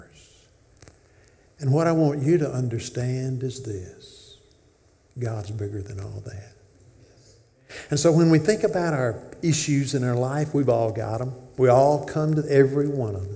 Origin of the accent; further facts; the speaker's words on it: Memphis, Tennessee, United States; now in Corinth, United States; I grew up in Memphis